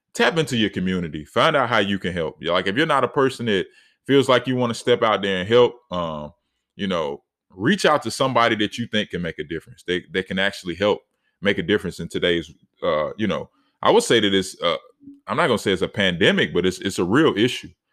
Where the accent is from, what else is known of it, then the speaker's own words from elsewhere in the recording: Charlotte, North Carolina, United States; in my city, you know, I'm from Charlotte, North Carolina